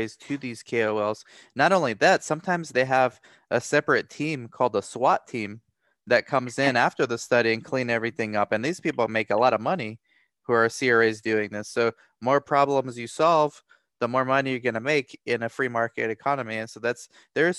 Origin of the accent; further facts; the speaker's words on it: Romania; I'm from Romania